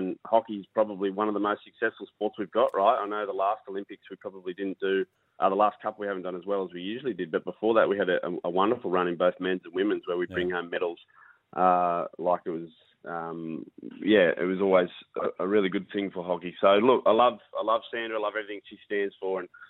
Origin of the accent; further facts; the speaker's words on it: Muswellbrook, New South Wales, Australia; That's where I grew up, born and raised in Muswellbrook. So I'm heading back for one of the first times in about 25 years.